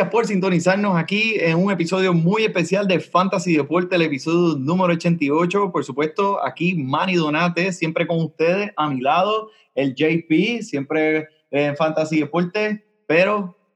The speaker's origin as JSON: {"language": "Spanish", "town": "Corozal", "country": "Puerto Rico", "said": "nosotros somos de Corozal, Puerto Rico."}